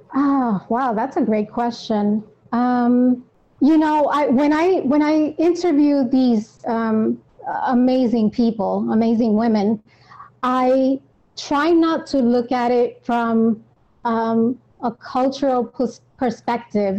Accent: New York, United States; I am born and raised in New York.

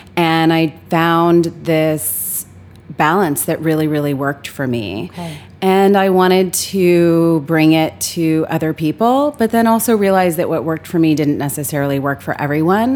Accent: Los Angeles, California, United States; I grew up in Los Angeles

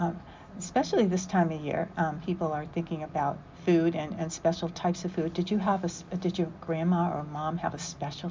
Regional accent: India; born there; I was born in India too.

